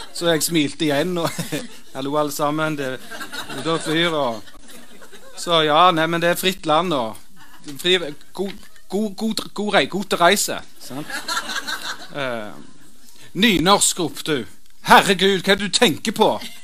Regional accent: Stavanger, Rogaland, Norway; jeg vokste opp der jeg vokste opp, under den lyseblå, merkantile Stavanger-himmelen

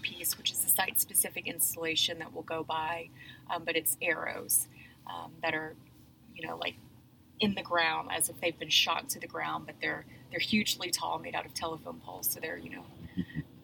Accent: Nashville, Tennessee, United States; now in Fayetteville, United States; I grew up in Nashville, Tennessee

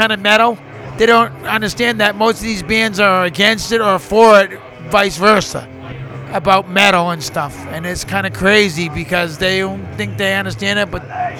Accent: Derry, New Hampshire, United States; We're from Derry, New Hampshire.

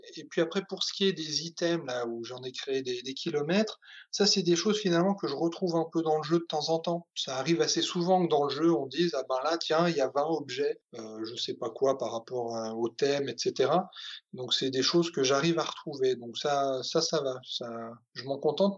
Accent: Provence-Alpes-Côte d'Azur, France; j'ai passé mon enfance en Provence

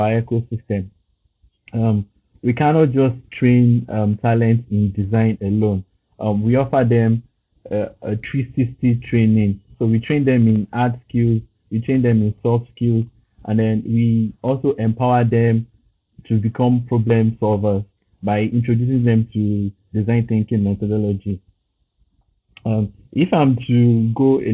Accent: Lagos, Nigeria; now in Dakar, Senegal; I'm from Lagos, Nigeria, and I currently work as the design lead at a startup in Dakar

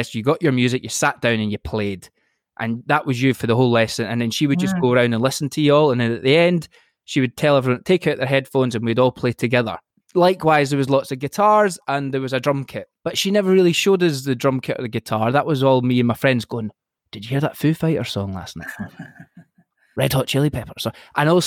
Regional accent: Furnace, Scotland, United Kingdom; moved away as an adult; also born or lived in London; now in Tunbridge Wells, United Kingdom; So I grew up in Argyll on the west coast of Scotland. I'm from a tiny little village called Furness, okay, which is outside Inverary

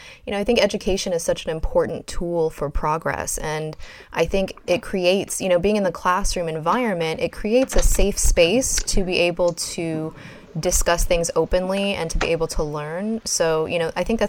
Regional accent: Kenya; I'm Ethiopian. I grew up in Kenya

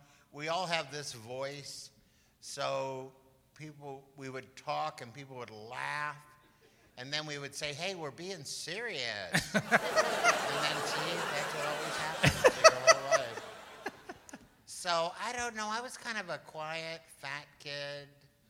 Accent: Midwest, United States; I'm a Midwesterner.

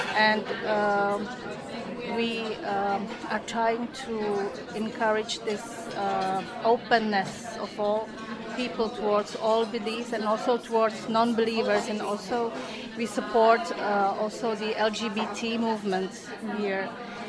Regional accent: Indonesia; I was born here, and this business, well, it's because I'm from Indonesia originally, and there was no Indonesian restaurant here

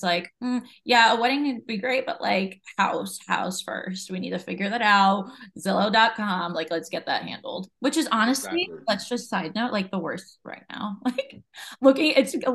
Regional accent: Jersey Shore, New Jersey, United States; that's where I'm from

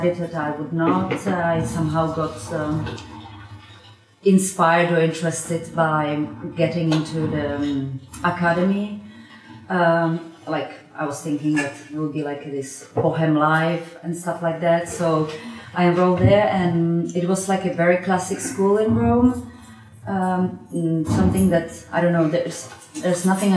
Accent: Slovakia; moved away as an adult; also born or lived in Italy; I'm coming from Slovakia

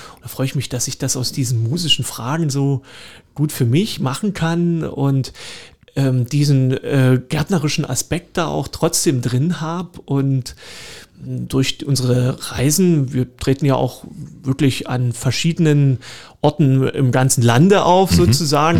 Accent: Horka, Saxony, Germany; moved away as an adult; also born or lived in Görlitz / Cottbus; now in Dresden, Germany; ich bin ja gebürtiger Lausitzer. Geboren in Görlitz, aufgewachsen in äh, Horka

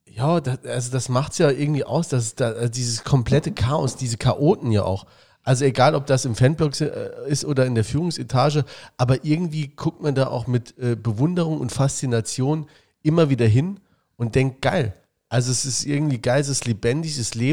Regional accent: Saarbrücken, Saarland, Germany; Wir sind Saarbrücker. Und ihr nicht.

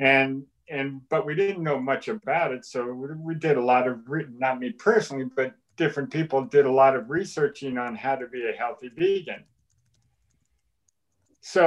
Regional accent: Massachusetts, United States; I grew up in Massachusetts

